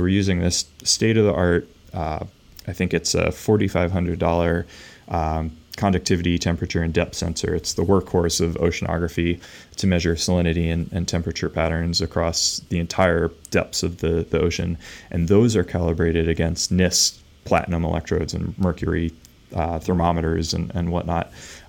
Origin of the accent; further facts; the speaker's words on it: Pennsylvania, United States; And I grew up just outside of Philadelphia in this like old farm town that has since been converted to suburbia